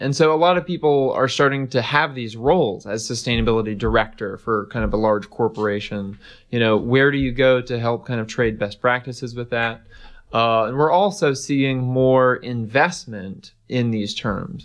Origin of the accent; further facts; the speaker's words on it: East Tennessee, United States; growing up in East Tennessee